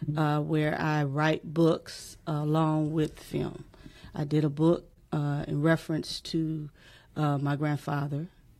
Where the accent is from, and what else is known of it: Mississippi, United States; now in Michigan, United States